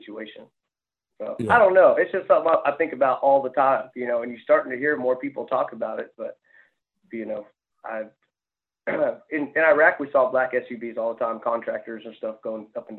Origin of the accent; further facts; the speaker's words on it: Orange Grove, Texas, United States; I'm out of Orange Grove, Texas